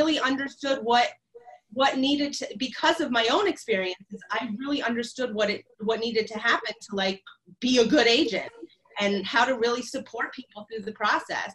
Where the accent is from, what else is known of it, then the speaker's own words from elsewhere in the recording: West Virginia, United States; now in Brooklyn, United States; I was born in West Virginia